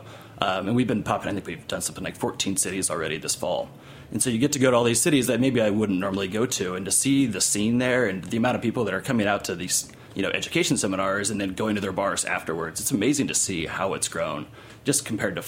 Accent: Kansas, United States; also born or lived in Arizona; now in New York, United States; growing up in Kansas and then Arizona

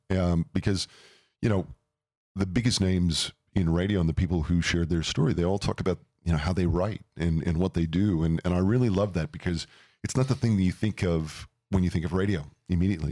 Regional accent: St. Louis, Missouri, United States; moved away as an adult; now in Phoenix, United States; I grew up in Saint Louis, Missouri, which is the Midwest

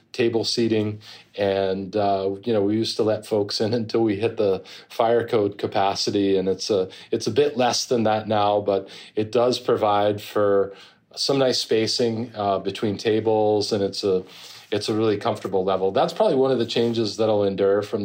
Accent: New Jersey, United States; moved away as an adult; now in Vermont, United States; I grew up in New Jersey

